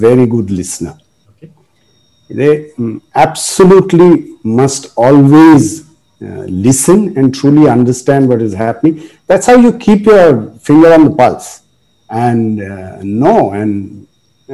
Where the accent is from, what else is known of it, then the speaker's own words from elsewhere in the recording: Kolkata, West Bengal, India; I was born in Kolkata, and all of my education was in the missionary schools